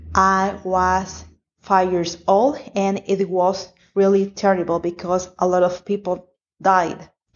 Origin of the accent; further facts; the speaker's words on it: El Salvador; I'm from El Salvador in Central America. Firstly, my country is the smallest country in America.